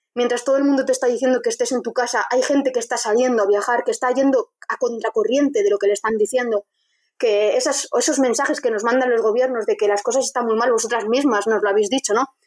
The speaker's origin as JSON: {"language": "Spanish", "town": "Vitoria-Gasteiz", "region": "Basque Country", "country": "Spain", "said": "Yo soy de Vitoria"}